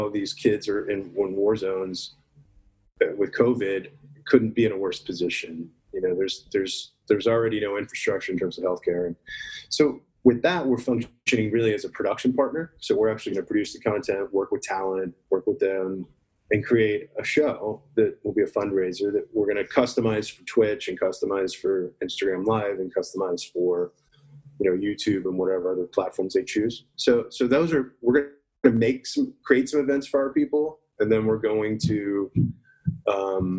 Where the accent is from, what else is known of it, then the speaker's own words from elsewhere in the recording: Dallas, Texas, United States; also born or lived in Garland, Texas; growing up in Dallas and Garland, Texas